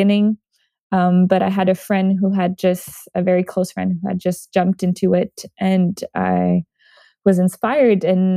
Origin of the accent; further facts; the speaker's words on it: Montreal, Quebec, Canada; moved away; I'm originally from Montreal, Canada